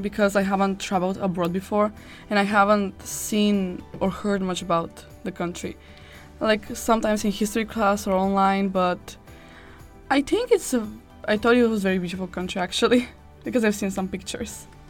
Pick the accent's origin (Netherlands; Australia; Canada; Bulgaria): Bulgaria; We are from Bulgaria.